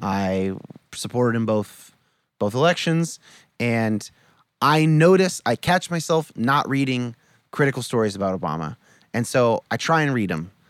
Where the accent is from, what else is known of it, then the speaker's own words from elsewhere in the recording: California, United States; I was born in 1983 in California